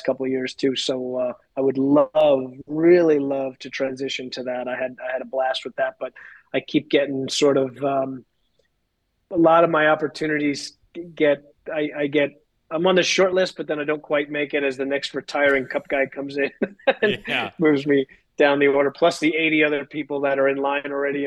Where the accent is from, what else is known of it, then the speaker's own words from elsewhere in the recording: Long Island, New York, United States; I grew up on Long Island, New York